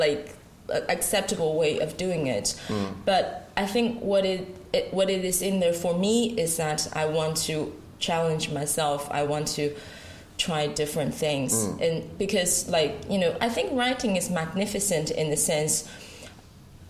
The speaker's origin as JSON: {"language": "English", "region": "Sichuan", "country": "China", "tie": "born or raised there", "second_language": "English", "moved": "as an adult", "lives_now": "Ireland", "said": "I've always lived in China. I've always actually lived in my hometown"}